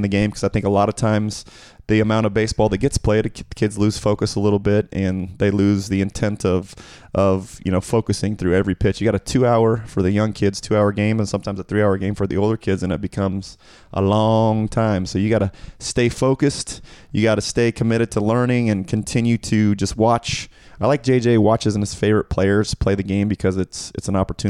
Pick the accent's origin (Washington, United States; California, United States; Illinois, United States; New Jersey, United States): Washington, United States; Seattle; We grew up in Seattle